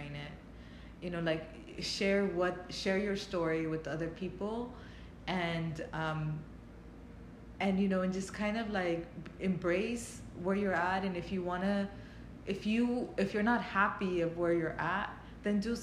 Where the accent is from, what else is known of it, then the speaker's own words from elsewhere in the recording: Los Angeles, California, United States; I was raised in East LA, and I knew a lot more about Mexico.